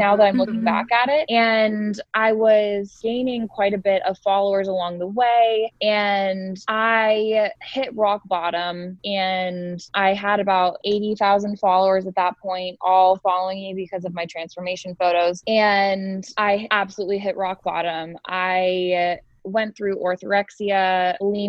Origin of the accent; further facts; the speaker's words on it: Columbus, Ohio, United States; I am 24 and I am from Columbus, Ohio.